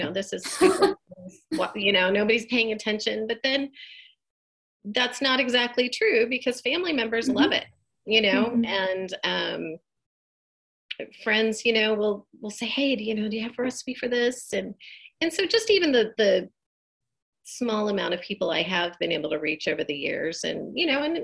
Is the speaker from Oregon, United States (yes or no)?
yes; Eugene, Oregon, United States; also born or lived in Bend, Oregon; I am a lifelong Oregonian. I grew up in Eugene, Oregon.